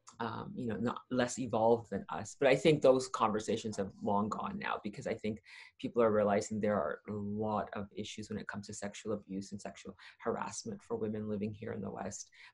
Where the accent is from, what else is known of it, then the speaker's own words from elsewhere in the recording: Toronto, Ontario, Canada; moved away as an adult; also born or lived in Saskatchewan; I grew up in Toronto.